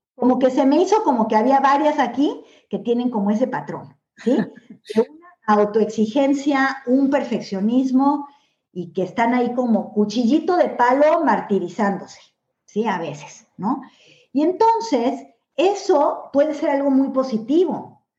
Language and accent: Spanish; Mexico; moved away as an adult; now in Spain; nací en México y viví toda mi vida en México